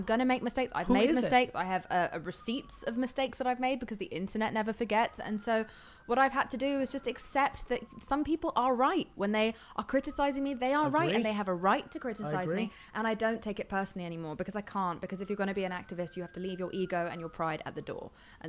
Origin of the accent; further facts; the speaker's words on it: England, United Kingdom; I'm English though, we are assholes.